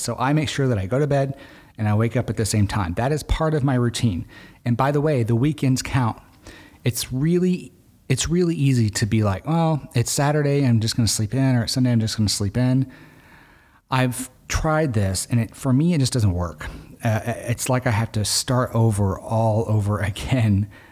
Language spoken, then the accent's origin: English; Arkansas, United States; I grew up in Arkansas